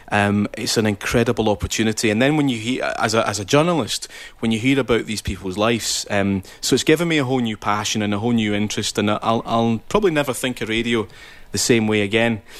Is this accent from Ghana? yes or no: yes; Ghana; I'm from the Commonwealth country of Ghana.